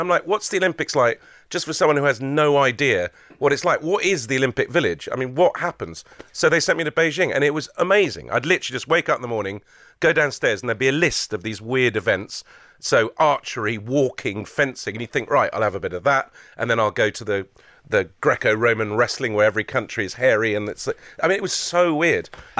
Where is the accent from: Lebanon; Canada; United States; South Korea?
Lebanon; Beirut, Beirut Governorate; And one of the things, again, growing up in Beirut, what I wanted to be when I grew up, there weren't many things that were cool in Beirut growing up